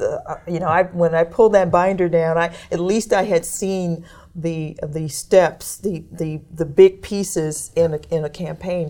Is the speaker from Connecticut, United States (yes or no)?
no; Detroit, Michigan, United States; now in Kentucky, United States; I was growing up in Detroit